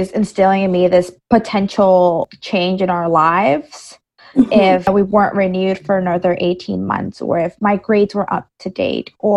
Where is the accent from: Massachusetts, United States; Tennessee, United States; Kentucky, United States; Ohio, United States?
Massachusetts, United States; New Bedford; born or raised there; English is a second language; also born or lived in El Salvador